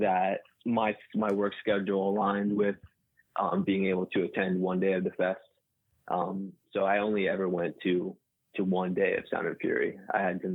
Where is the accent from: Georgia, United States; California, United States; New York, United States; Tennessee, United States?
New York, United States; Orange County; also born or lived in Staten Island, New York; I lived there until I was about, I was in first grade when we moved, and we live in the Hudson Valley area now. And I've been here since like the late 90s.